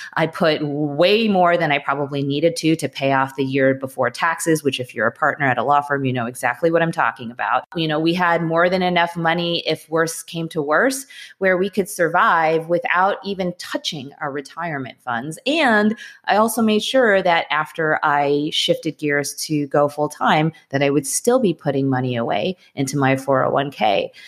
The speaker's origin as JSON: {"language": "English", "town": "Wilmette", "region": "Illinois", "country": "United States", "tie": "born or raised there", "also_born_or_lived": "Winnetka, Illinois", "said": "I grew up in Wilmette, so in that area, and I went to high school in Winnetka."}